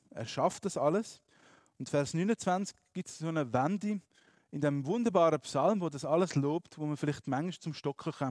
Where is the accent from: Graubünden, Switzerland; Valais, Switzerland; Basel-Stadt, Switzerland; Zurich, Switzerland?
Graubünden, Switzerland; Ich bin in Graubünden aufgewachsen, wenn ich bin wandern, Berge angeschaut habe, so schön.